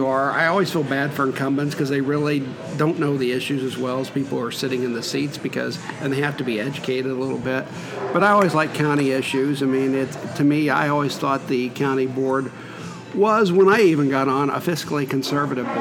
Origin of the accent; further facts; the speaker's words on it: Gibson City, Illinois, United States; now in Bloomington, United States; I was born and raised in Gibson City